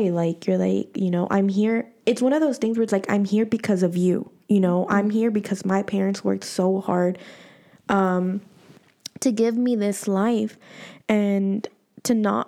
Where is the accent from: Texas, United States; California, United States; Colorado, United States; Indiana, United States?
California, United States; Los Angeles; moved away as an adult; also born or lived in El Salvador; I'm an LA girl